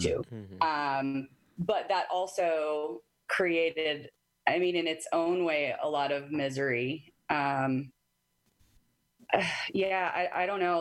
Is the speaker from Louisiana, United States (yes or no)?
no; Arizona, United States; moved away as an adult; also born or lived in Washington; I moved from Arizona